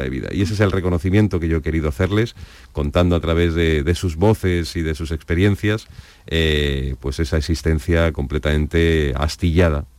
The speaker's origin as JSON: {"language": "Spanish", "town": "Madrid", "region": "Community of Madrid", "country": "Spain", "said": "yo soy de Madrid"}